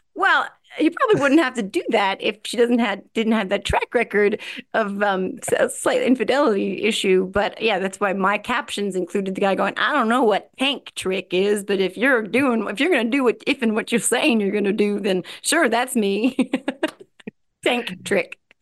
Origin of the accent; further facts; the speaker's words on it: New Jersey, United States; I'm from Jersey